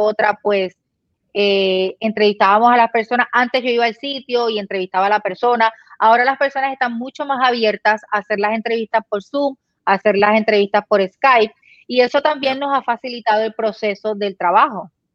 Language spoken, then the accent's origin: Spanish; Puerto Rico; now in Florida, United States; nosotros como puertorriqueños tenemos familia allá y estamos aquí